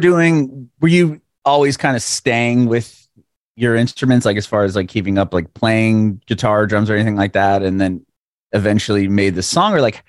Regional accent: San Diego, California, United States; moved away as an adult; now in Nashville, United States; I mean, I grew up in San Diego

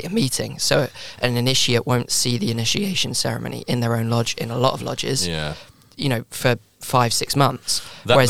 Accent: Gibraltar; I'm from Gibraltar.

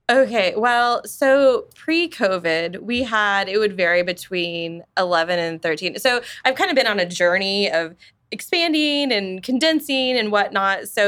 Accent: Wichita, Kansas, United States; I was born and raised in Wichita. Mm. Um, we moved out of town uh, for a brief period, but mostly we've been here. We raised our kids here

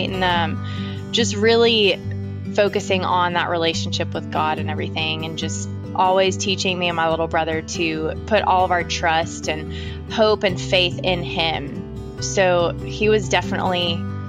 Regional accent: Nashville, Tennessee, United States; I am from Nashville, Tennessee, and I'm a singer-songwriter, born and raised in Nashville

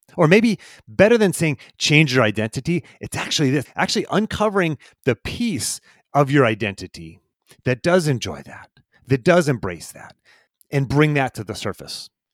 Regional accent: Pittsburgh, Pennsylvania, United States; I was raised in Pittsburgh

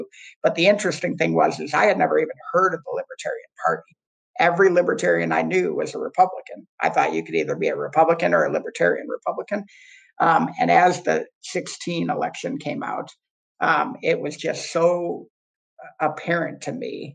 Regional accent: Ann Arbor, Michigan, United States; I grew up in Ann Arbor, Michigan, super blue city inside of a somewhat red state

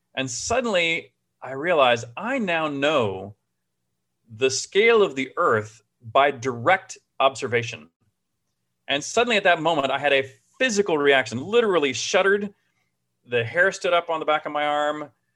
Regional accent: Houston, Texas, United States; also born or lived in Austin, Texas; I grew up in Houston

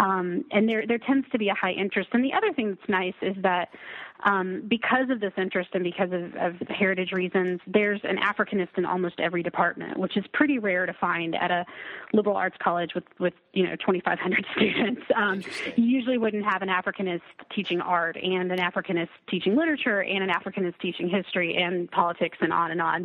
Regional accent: near Lubbock, West Texas, United States; now in Maine, United States; I'm from originally from a small town um, yeah. in West Texas. I'll just it's near Lubbock.

